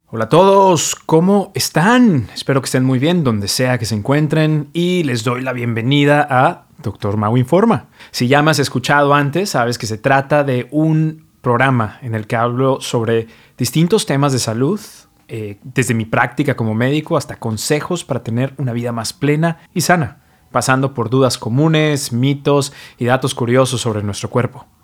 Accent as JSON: {"language": "Spanish", "country": "Mexico", "moved": "yes", "lives_now": "New York, United States", "said": "soy mexicano, pero vivo y practico medicina en New York"}